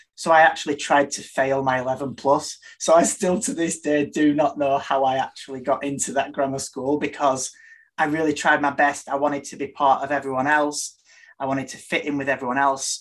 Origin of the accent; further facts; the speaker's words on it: Burnley, North West England, United Kingdom; I was born in Burnley in Lancashire in UK, on, and I lived on a farm up until I was six